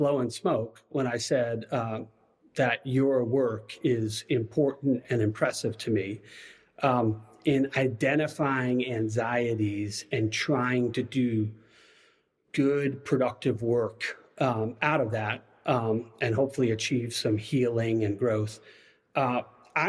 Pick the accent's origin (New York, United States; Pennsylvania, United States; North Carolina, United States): New York, United States; Long Island; moved away as an adult; also born or lived in Virginia; now in Waco, United States; I was raised in Long Island, New York